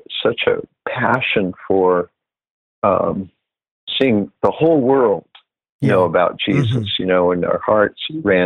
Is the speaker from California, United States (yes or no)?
yes; California, United States; moved away as an adult; now in Pennsylvania, United States; We were in California and we ended up being part of a team that we were co-pastors, probably because we didn't know better, but, and this church up in the Sierra Nevadas grew quite large